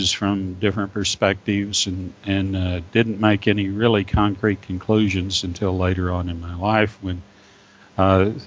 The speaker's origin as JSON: {"language": "English", "region": "Texas", "country": "United States", "tie": "born or raised there", "also_born_or_lived": "Las Vegas, New Mexico", "said": "I was born in Las Vegas, New Mexico, and came to Texas when I was almost 4 years old"}